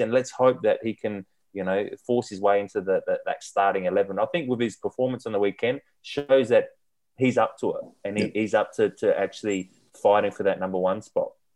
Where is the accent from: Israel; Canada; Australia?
Australia; being Australian